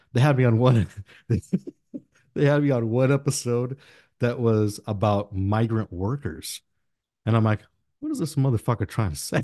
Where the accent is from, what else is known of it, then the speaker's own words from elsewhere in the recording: United States; English is a second language; I was born here in the United States, first gen